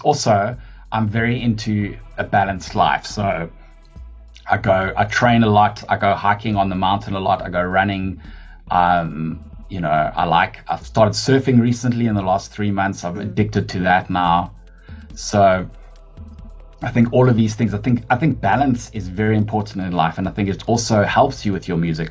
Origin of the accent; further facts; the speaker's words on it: Johannesburg, Gauteng, South Africa; moved away as an adult; I actually grew up in Joburg. I'm a Joburg born and bred um, person.